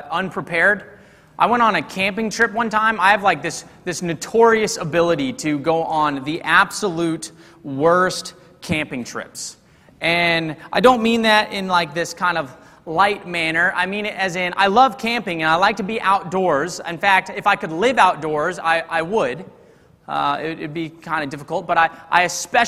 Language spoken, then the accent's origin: English; Texas, United States; I'm from Texas, and we thought, you know, two good old Texas boys